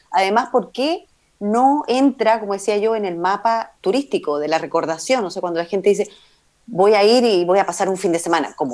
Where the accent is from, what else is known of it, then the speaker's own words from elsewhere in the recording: Chile; como chilenos, deberíamos visitar mucho más.